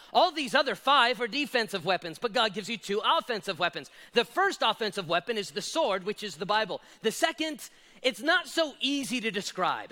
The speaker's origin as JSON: {"language": "English", "town": "Las Vegas", "region": "Nevada", "country": "United States", "tie": "born or raised there", "said": "I was born and raised in Las Vegas"}